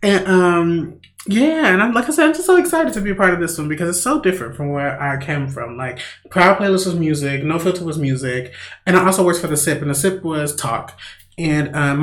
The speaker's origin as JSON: {"language": "English", "town": "Gary", "region": "Indiana", "country": "United States", "tie": "born or raised there", "also_born_or_lived": "Merrillville, Indiana", "said": "I'm from the Gary, Indiana area as well"}